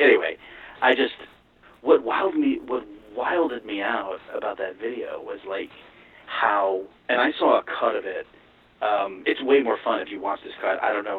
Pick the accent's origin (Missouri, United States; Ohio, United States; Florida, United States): Florida, United States; Well, I'm from Florida